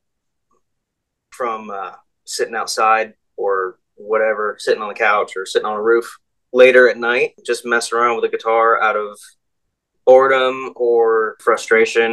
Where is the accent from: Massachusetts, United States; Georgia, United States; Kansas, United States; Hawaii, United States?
Georgia, United States; Dawsonville; I'm from Dawsonville, Georgia. Yeah, just don't want to let my Dawsonville peeps down